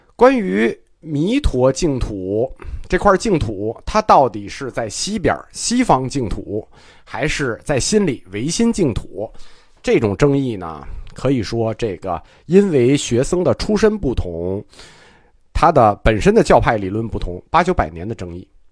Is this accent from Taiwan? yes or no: no; China; 我们中国人